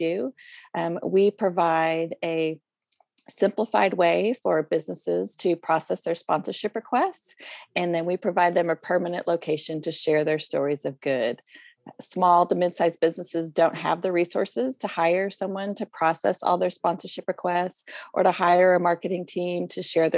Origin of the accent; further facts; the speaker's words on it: Boulder, Colorado, United States; moved away as an adult; now in Oklahoma, United States; I am originally from Boulder, Colorado, and my husband and I have been in Oklahoma for about 20 some years